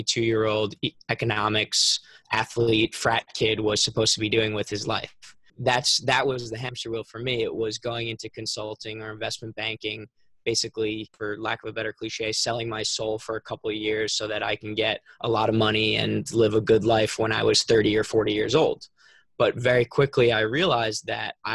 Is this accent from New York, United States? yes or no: yes; Long Island, New York, United States; I'm from Long Island, New York, so not New York City, it's like an hour away